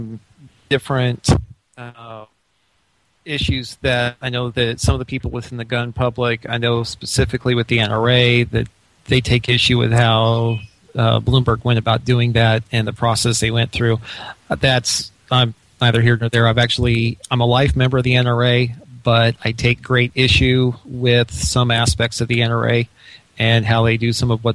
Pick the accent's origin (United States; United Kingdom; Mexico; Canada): United States; Illinois; moved away; I was born and raised in Illinois